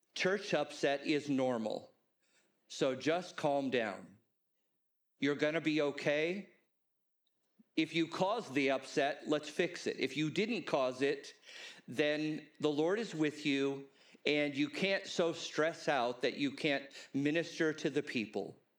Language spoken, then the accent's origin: English; Los Angeles, California, United States; I grew up in Los Angeles